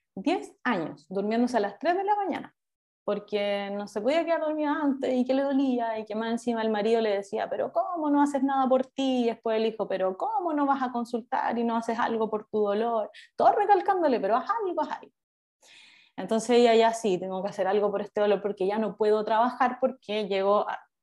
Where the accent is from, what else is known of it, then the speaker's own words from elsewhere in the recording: Concepción, Biobío, Chile; soy de Concepción